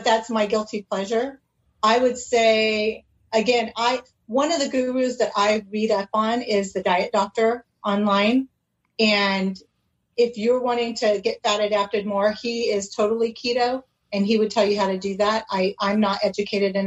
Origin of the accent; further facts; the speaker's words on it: California, United States; also born or lived in Oregon; now in Arizona, United States; So I'm in Arizona. Actually, I'm probably the one out of state. I was raised in California.